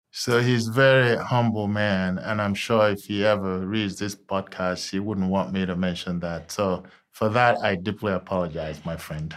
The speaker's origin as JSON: {"language": "English", "country": "Nigeria", "also_born_or_lived": "Texas, United States", "moved": "as an adult", "lives_now": "Cincinnati, United States", "said": "I'm originally from Nigeria, and I came over here solely to attend college"}